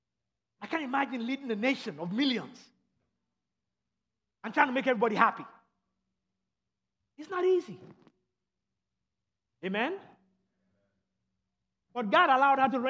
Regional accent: Nigeria; moved away; I grew up in Nigeria and in England when I was growing up. We would go to England on vacation.

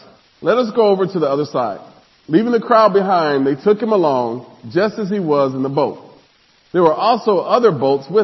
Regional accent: Nebraska, United States; I grew up in Nebraska

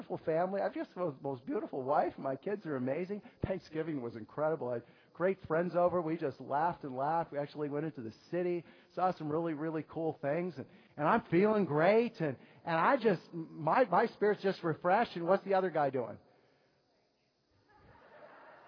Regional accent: New York, United States; as New Yorkers

